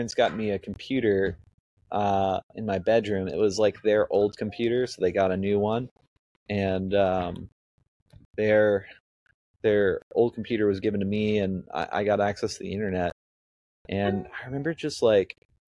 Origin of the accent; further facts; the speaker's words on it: South Louisiana, United States; moved away; I grew up in South Louisiana, not exactly your typical like Silicon Valley founder background